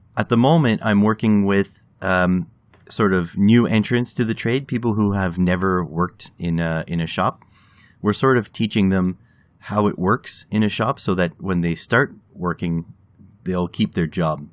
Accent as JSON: {"language": "English", "country": "Canada", "said": "as a Canadian"}